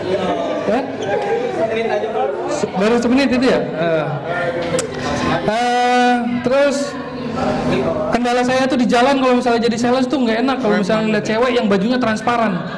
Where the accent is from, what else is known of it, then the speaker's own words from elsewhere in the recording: North Sumatra, Indonesia; Ya kenalkan … dan saya orang Batak.